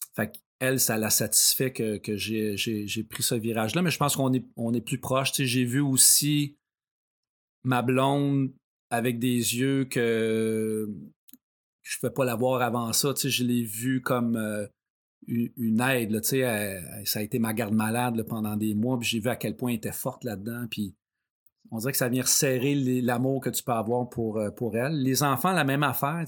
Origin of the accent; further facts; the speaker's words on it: Saint-Ours, Quebec, Canada; je viens de Saint-Ours, donc près de, Sorel